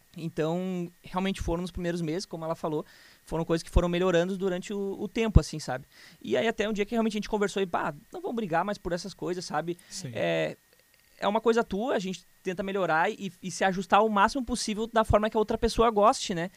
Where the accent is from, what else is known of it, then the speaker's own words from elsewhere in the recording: Canoas, Rio Grande do Sul, Brazil; also born or lived in Porto Alegre; eu nasci em Porto Alegre, mas é, cresci em Canoas minha vida inteira praticamente